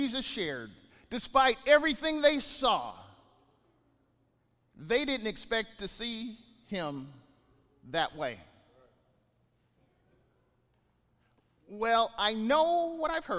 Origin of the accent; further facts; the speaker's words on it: Bakersfield, California, United States; I wasn't born in California. I was born in Bakersfield